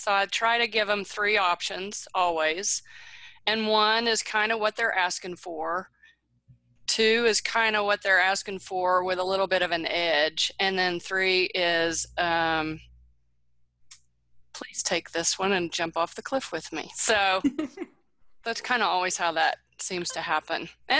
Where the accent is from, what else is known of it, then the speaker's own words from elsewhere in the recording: Houston, Texas, United States; born there; I was born in Houston, does that count?